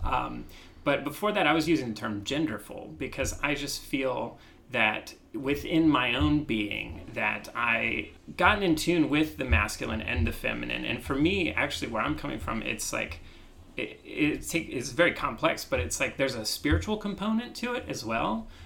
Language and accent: English; Midwest, United States; growing up in the Midwest